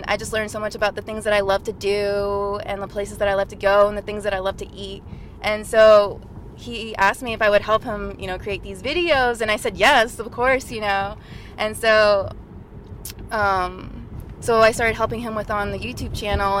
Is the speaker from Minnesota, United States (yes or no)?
no; Marshalltown, Iowa, United States; moved away as an adult; also born or lived in Fresno, California / Quad Cities; now in Los Angeles, United States; I was born in Fresno, but we moved to Iowa when I was about 4 years old, and I grew up in Marshalltown, Iowa.